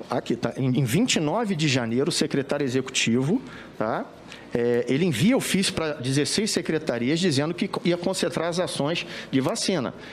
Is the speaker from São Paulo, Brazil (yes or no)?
no; Brasília, Federal District, Brazil; abrir a porta da minha casa aqui em Brasília. Eu sou de Brasília.